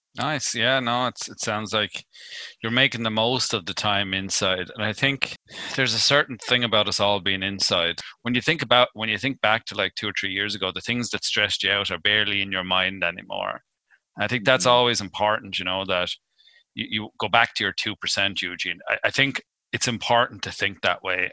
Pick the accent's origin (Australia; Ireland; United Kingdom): Ireland; being Irish